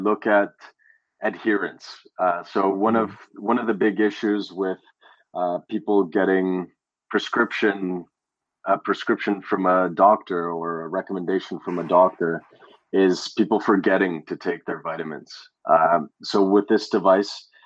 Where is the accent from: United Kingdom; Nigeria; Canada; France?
Canada; growing up in Canada